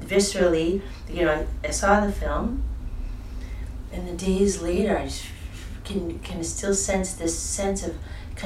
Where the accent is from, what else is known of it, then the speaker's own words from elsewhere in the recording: Boston, Massachusetts, United States; moved away as an adult; also born or lived in Amherst, Massachusetts / Northampton, Massachusetts / New York City; now in Montreal, Canada; I was in Boston until I was 19.